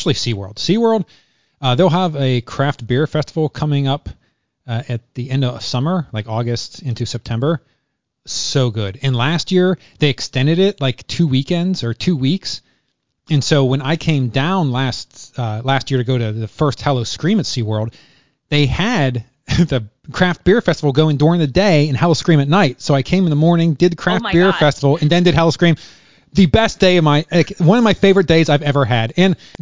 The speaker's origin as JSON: {"language": "English", "region": "Western Pennsylvania", "country": "United States", "tie": "born or raised there", "also_born_or_lived": "Virginia", "moved": "yes", "lives_now": "Florida, United States", "said": "I grew up in Pennsylvania, Western Pennsylvania"}